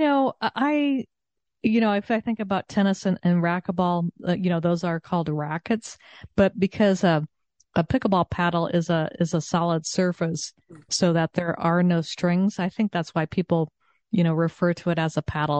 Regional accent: Southern California, United States; also born or lived in Texas; now in Connecticut, United States; I grew up in Southern California and then I lived in Texas for many years

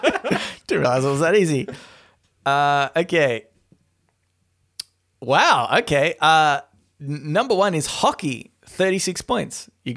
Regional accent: Australia; being an Australian, I think about hockey as like field hockey.

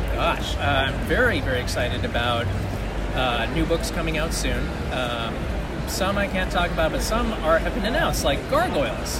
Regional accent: Honolulu, Hawaii, United States; moved away as an adult; also born or lived in US mainland; was born and raised in Honolulu, spent 12 years on the mainland doing video games

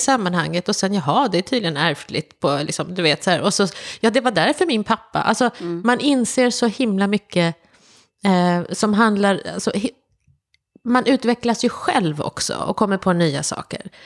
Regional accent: Malmö, Skåne, Sweden; moved away; jag är ju uppvuxen i Skåne också, i Malmö

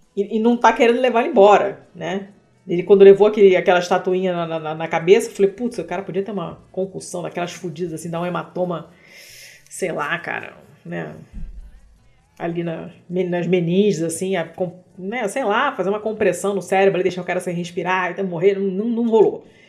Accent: Brazil

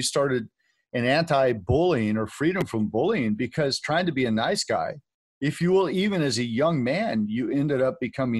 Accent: California, United States; I grew up in California

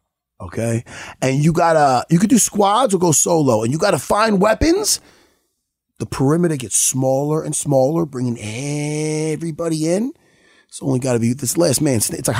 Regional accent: Long Island, New York, United States; we're from Long Island, New York.

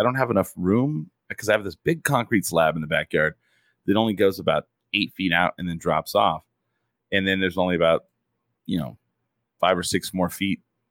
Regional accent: Clovis, New Mexico, United States; also born or lived in Portales, New Mexico; I grew up in Clovis

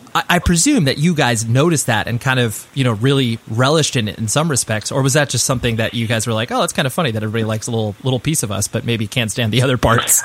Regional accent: Southern California, United States; I'm from Southern California

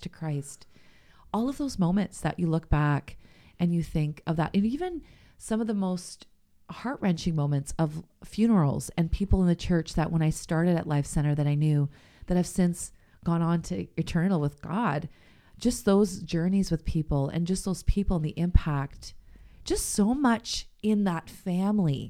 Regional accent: St. Catharines, Ontario, Canada; I grew up in Saint Catharines

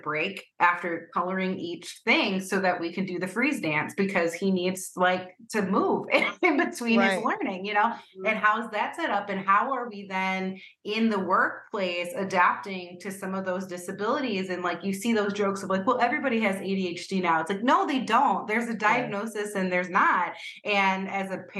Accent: United States; now in Cleveland, United States; as an American

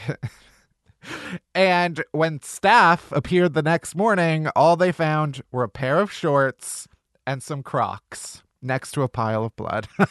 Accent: Midwest, United States; growing up in the Midwest

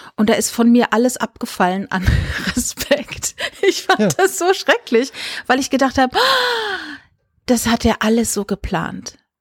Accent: Rhineland-Palatinate, Germany; moved away; also born or lived in Saarland; ich bin in der Pfalz groß geworden

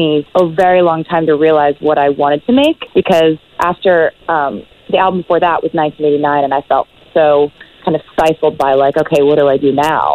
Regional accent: Nashville, Tennessee, United States; I'm from Nashville

